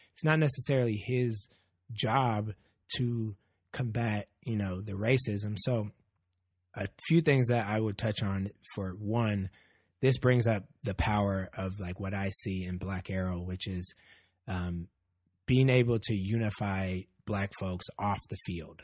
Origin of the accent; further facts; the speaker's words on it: Oakland, California, United States; I grew up in Oakland.